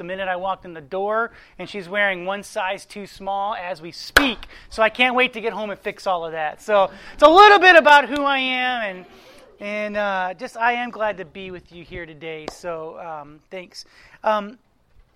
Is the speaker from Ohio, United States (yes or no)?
yes; Columbus, Ohio, United States; I am from Columbus, Ohio.